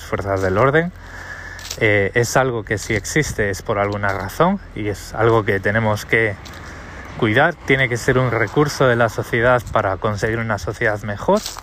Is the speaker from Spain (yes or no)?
yes; Spain; moved away; yo soy español, eh, he vivido en España 36 años